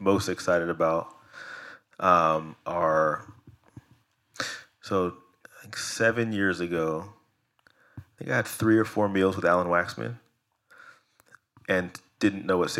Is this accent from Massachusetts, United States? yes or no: no; Silicon Valley, California, United States; I grew up in Silicon Valley